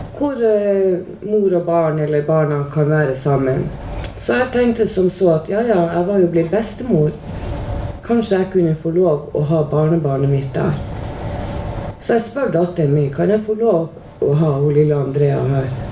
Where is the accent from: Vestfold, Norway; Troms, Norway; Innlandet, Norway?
Troms, Norway; Tromsø; accent: Northern Norwegian; moved away as an adult; now in Oslo, Norway; Og nå er jo jeg fra Nord-Norge, som alle sammen hører. Jeg er fra Tromsø.